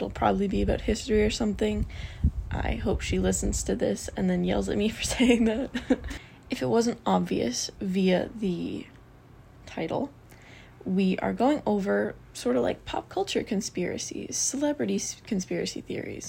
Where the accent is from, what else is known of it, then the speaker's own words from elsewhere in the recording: Canada; because I'm Canadian